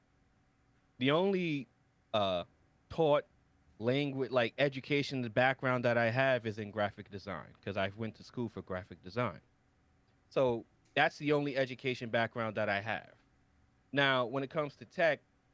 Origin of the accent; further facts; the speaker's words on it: New York City, New York, United States; I was born and raised in Harlem, New York